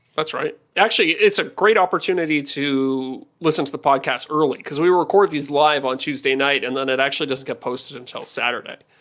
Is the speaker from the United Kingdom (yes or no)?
no; Canada; I'm Canadian